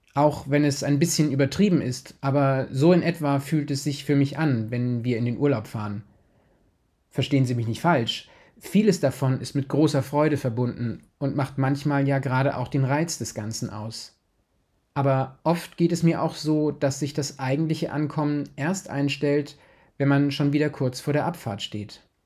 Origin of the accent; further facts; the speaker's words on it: Kolborn, Lower Saxony, Germany; ich komme aus Kolborn